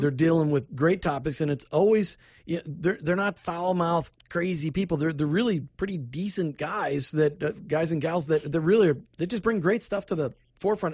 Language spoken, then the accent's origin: English; Minnesota, United States; moved away; also born or lived in Tampa Bay, Florida; I grew up in Minnesota